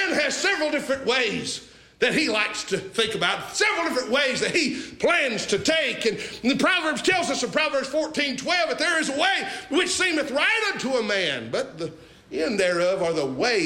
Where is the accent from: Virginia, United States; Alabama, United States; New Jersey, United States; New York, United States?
Alabama, United States; Sand Mountain; growing up on Sand Mountain, Alabama